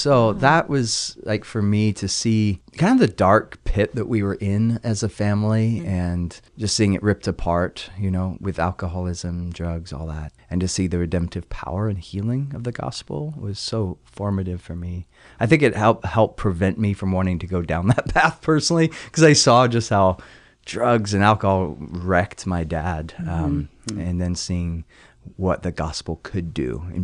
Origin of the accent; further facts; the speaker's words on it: California, United States; also born or lived in England; I was born in England. Believe it or not, you'd never guess it based on the accent. And at the age of 8, moved to California, Southern California.